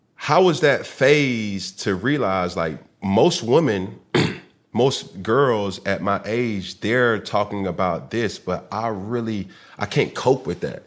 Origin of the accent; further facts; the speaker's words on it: the South, United States; I'm from the South.